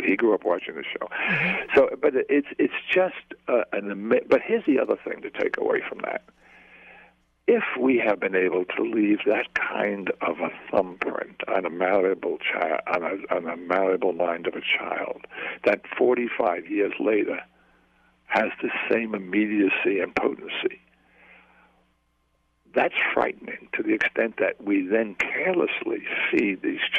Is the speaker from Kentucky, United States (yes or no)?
no; New York City, New York, United States; moved away as an adult; It covers my life from Flatbush and growing up in Depression, Brooklyn, and going through. I was brought up on the streets. I really was a street kid